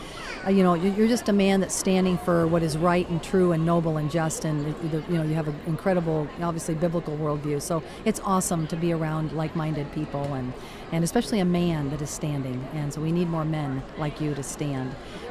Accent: Caracas, Capital District, Venezuela; moved away; also born or lived in Miami; I'm actually from Caracas, Venezuela

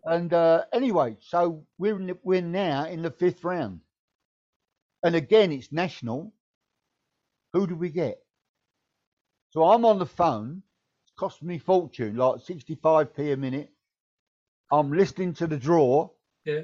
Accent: Deal, South East England, United Kingdom; I'm from the Kent coast. I'm from Deal Town

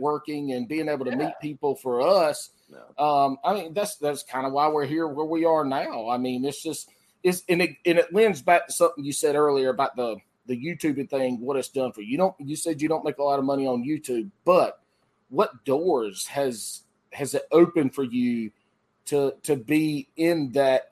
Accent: South Carolina, United States; I was born and raised in South Carolina.

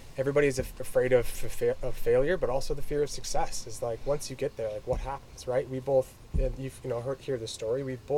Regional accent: Halifax, Nova Scotia, Canada; moved away as an adult; also born or lived in Toronto; I hail all the way from Halifax

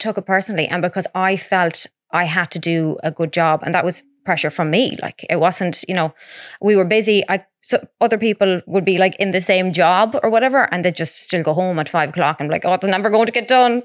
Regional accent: Mount Falcon, Connacht, Ireland; also born or lived in Edinburgh; I'm from Mount Falcon

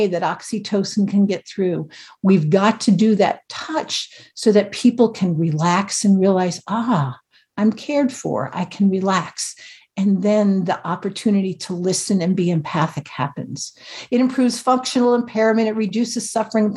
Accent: New Jersey, United States

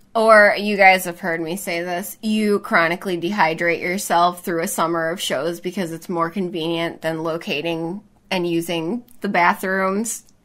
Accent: Chicago, Illinois, United States; moved away; that's my hometown

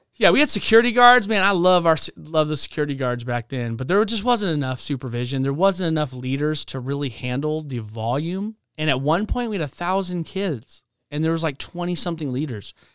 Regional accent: Spokane, Washington, United States; also born or lived in the Carolinas; we moved across the United States from the Carolinas to Spokane, Washington

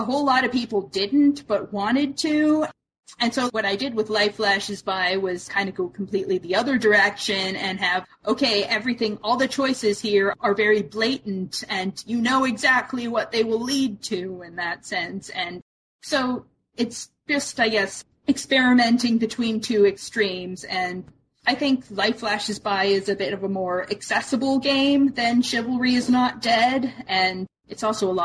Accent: Canada; I'm Canadian

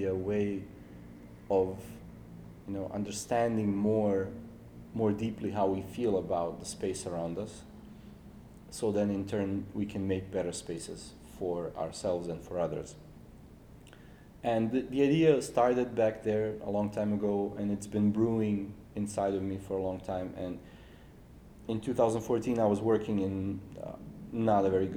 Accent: Serbia; moved away as an adult; now in Seoul, South Korea; from Serbia

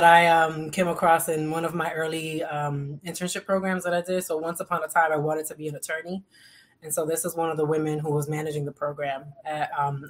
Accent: New York, United States; also born or lived in Boston; I am someone who identifies as Afro-Latina. I am of Dominican roots. I am from New York. I also spent a considerable amount of time in Boston.

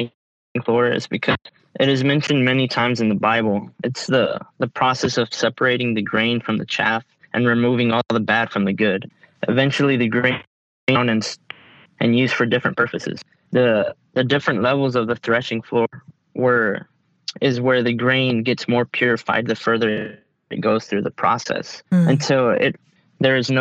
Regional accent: Texas, United States; I was born and raised in Texas

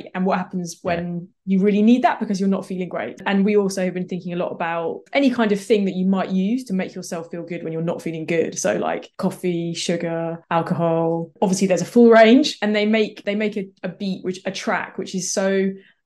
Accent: Stroud, South West England, United Kingdom; I'm from Stroud in Gloucestershire

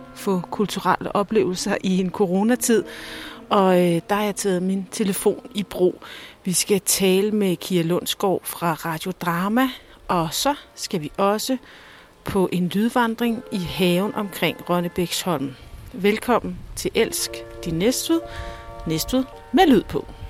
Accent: Næstved, Zealand, Denmark; moved away as an adult; also born or lived in Copenhagen; jeg er født og opvokset i Næstved

